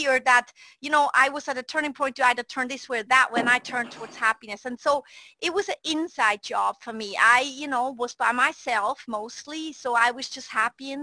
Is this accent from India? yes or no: no; Switzerland; moved away; I was a redhead girl growing up in Switzerland, Europe